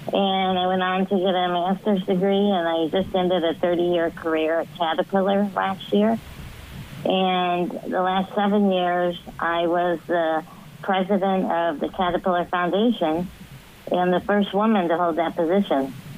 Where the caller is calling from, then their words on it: Washington, Illinois, United States; I'm calling from Washington, Illinois.